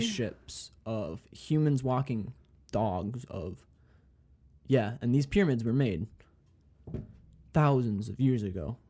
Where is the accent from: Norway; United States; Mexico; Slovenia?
United States; Minnesota; moved away as an adult; now in North Dakota, United States; I'm from Minnesota